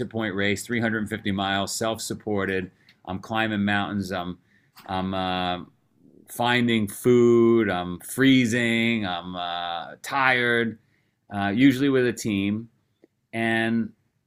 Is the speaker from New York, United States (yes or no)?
yes; New York City, New York, United States; moved away as an adult; also born or lived in Vermont; I grew up in Queens, New York.